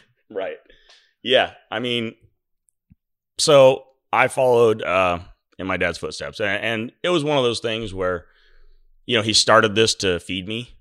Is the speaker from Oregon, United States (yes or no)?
yes; Milo, Oregon, United States; I was born in Milo